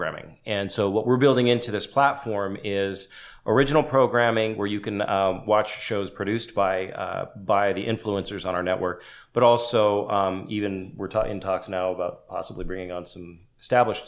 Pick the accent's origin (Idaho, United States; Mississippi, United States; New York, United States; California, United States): California, United States; Los Angeles; I'm from Los Angeles